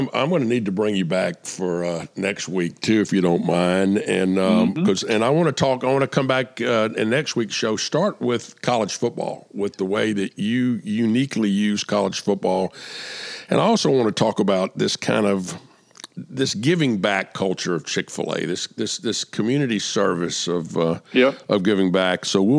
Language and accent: English; Atlanta, Georgia, United States; When I was a kid growing up in Atlanta